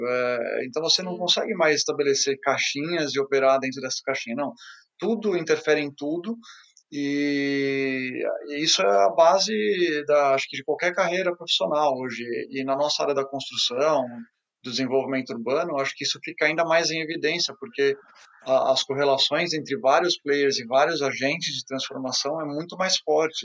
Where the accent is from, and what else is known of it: Brazil; moved away as an adult; also born or lived in China; now in Vienna, Austria